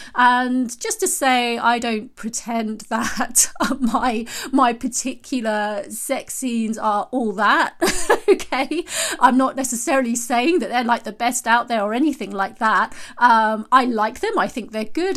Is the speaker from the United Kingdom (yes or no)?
yes; United Kingdom; I'm British and we say knickers rather than panties